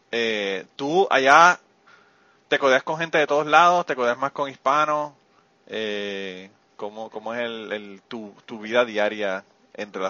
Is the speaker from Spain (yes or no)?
yes; Spain; tienes más genética española que nosotros que somos de España y vivimos en España.